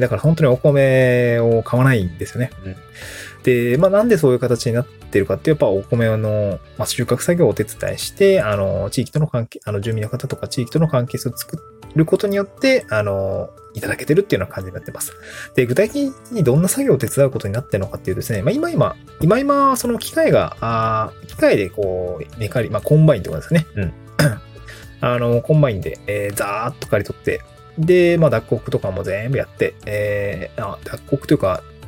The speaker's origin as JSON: {"language": "Japanese", "region": "Niigata", "country": "Japan", "tie": "born or raised there", "also_born_or_lived": "Itabashi, Tokyo / Higashimurayama, Tokyo", "moved": "yes", "lives_now": "Awaji Island, Japan", "said": "僕の実家のある新潟"}